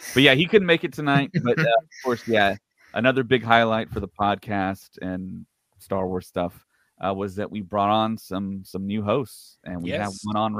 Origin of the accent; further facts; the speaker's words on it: United States; accent: American; I thought that maybe I would get some pushback being an American with my accent